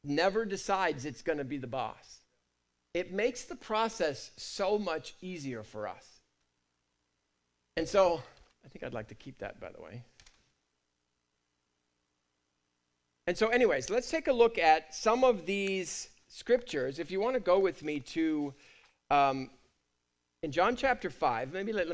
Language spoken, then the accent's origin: English; United Kingdom; I'm British